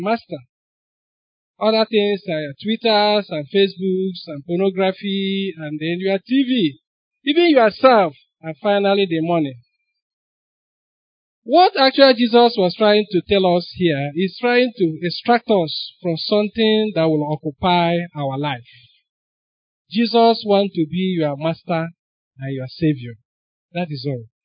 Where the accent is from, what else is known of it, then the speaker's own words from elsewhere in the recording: Onitsha, Anambra, Nigeria; I grew up in Onitsha